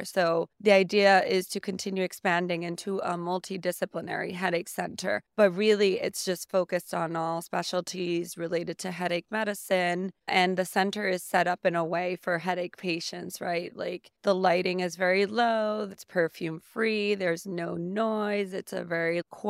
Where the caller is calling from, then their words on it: San Juan, Puerto Rico; I am currently coming from San Juan, Puerto Rico. I am a headache specialist there in the island.